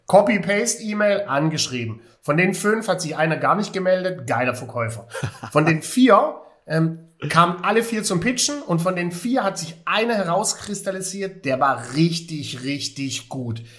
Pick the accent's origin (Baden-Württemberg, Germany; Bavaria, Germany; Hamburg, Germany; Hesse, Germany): Baden-Württemberg, Germany; Heilbronn; moved away; aus meiner alten Heimat, Heilbronn